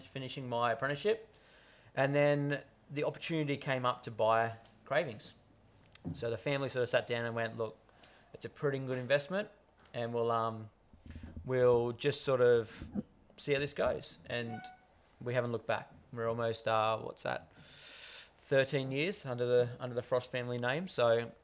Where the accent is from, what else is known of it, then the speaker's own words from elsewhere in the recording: Hawkesbury, New South Wales, Australia; also born or lived in London; sort of grown up in a Hawkesbury family, born and bred in the Hawkesbury area